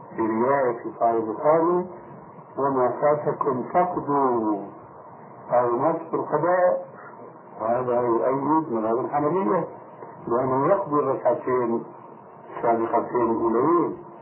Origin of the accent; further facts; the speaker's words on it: Damascus, Damascus Governorate, Syria; عندنا في دمشق